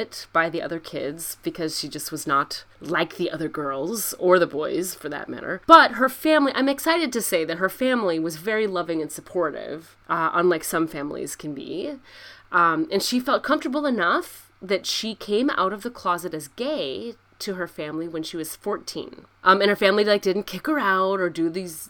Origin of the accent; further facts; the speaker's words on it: Midwest, United States; as a Midwestern girl